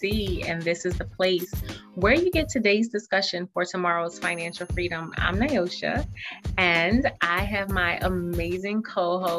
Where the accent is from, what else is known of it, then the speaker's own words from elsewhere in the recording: the South, United States; May for me in the South, like they're out of school.